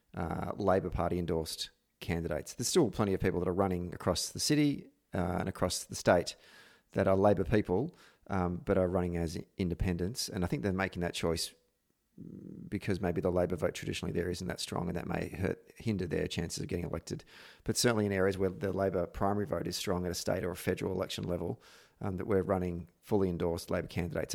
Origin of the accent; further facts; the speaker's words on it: Victoria, Australia; my home state of Victoria